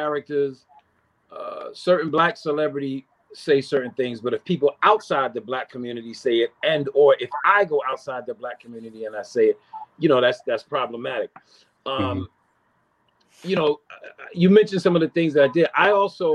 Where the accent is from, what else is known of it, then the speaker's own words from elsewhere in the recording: New York City, New York, United States; I grew up, I'm from East Elmhurst, Corona